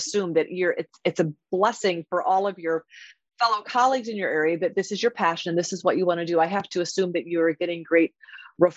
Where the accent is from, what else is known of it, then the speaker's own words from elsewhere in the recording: Iowa, United States; I grew up in Iowa as well, went to Iowa State